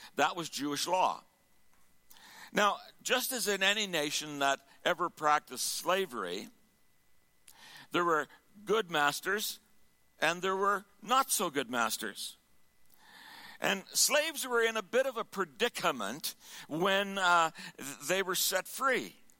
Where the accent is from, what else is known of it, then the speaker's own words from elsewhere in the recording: Sherwood Park, Alberta, Canada; Sherwood Park